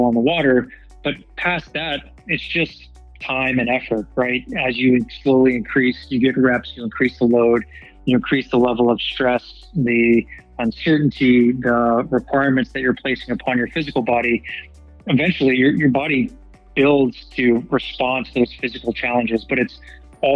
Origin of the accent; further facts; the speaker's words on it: Dallas, Texas, United States; moved away; I was born and raised in Dallas, Texas